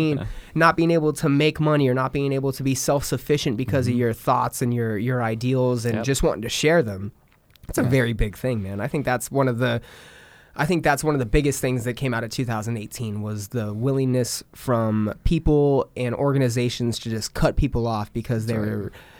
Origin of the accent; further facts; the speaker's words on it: Southern California, United States; moved away; So that's where I'm from. I'm from Southern California. Cool. Not San Francisco, but San Diego. Mm-hmm. I'm like 2 hours north of San Diego, 2 hours east of LA. So I'm like in a nice little triangle.